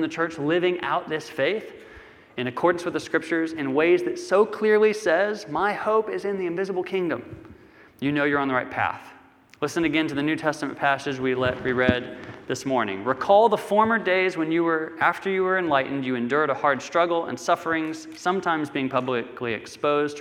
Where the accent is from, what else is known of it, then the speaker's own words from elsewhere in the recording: United States; growing up in America